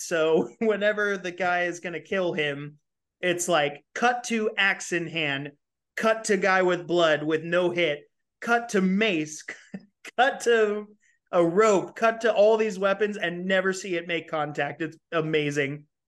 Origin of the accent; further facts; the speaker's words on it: California, United States; moved away; I'm from California.